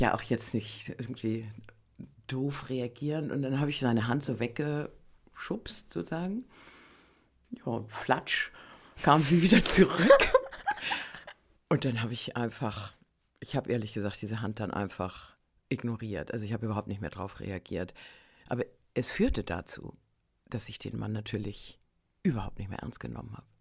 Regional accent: Northern Germany, Germany; ich komme ja aus Norddeutschland

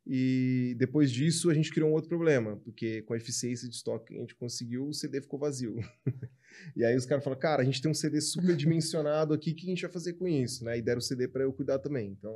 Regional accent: China; ele tá pegando coisas que eu também, cara, eu como chinesa não, não como tanto

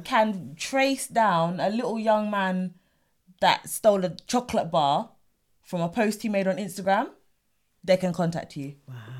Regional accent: England, United Kingdom; I'm English and I'm British.

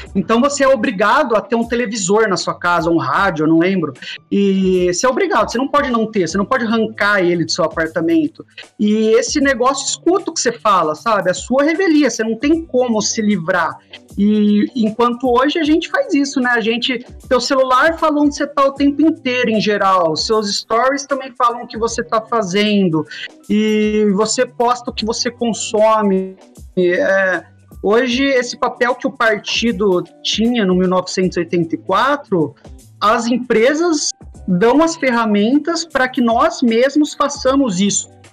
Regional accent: Brazil; a gente, como brasileiro

